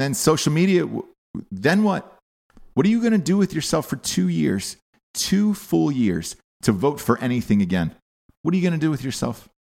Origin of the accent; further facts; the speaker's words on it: Atlanta, Georgia, United States; I'm from Atlanta